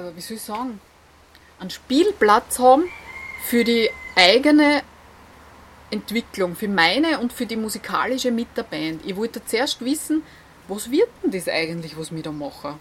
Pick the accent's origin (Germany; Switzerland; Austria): Austria; ich komme aus Golz